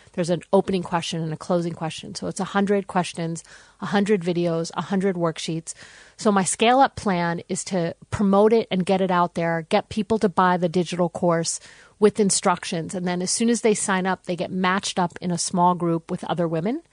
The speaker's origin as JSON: {"language": "English", "country": "United States", "moved": "yes", "lives_now": "Australia", "said": "I'm American."}